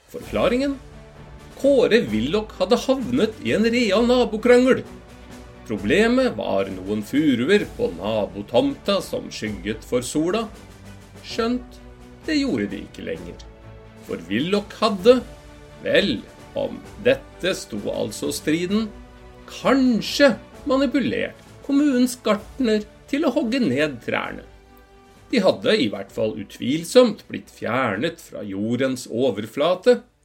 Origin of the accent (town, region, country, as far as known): Norway